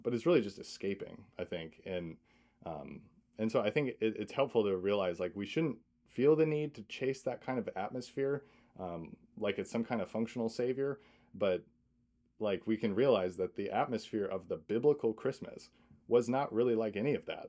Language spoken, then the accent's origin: English; Michigan, United States; I'm from Michigan